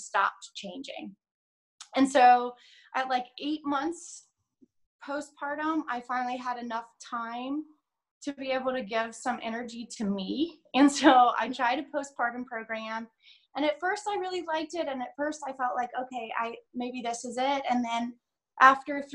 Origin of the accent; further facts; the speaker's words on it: United States; also born or lived in England; I'm American